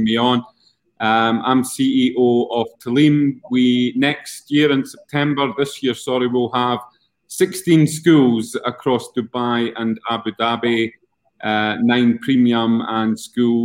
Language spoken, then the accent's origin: English; Scotland, United Kingdom; accent: Scottish; moved away; my Scottish accent